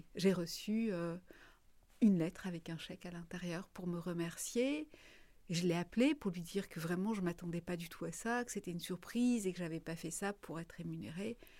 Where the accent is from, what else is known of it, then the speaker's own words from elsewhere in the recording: Marseille, Provence-Alpes-Côte d'Azur, France; moved away as an adult; also born or lived in Paris; quand on vient de Marseille